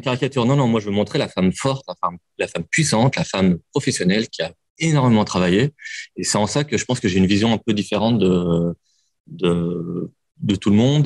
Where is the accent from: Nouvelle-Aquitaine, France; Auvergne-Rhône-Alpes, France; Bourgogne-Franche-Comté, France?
Auvergne-Rhône-Alpes, France; Lyon; je suis lyonnais, j'aime Lyon